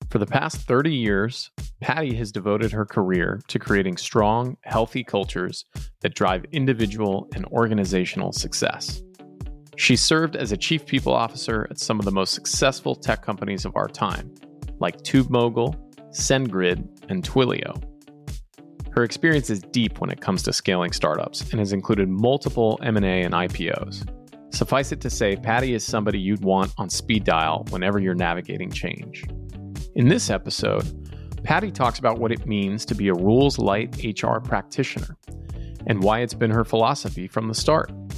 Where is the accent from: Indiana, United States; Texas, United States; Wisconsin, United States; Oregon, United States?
Texas, United States; I grew up in Texas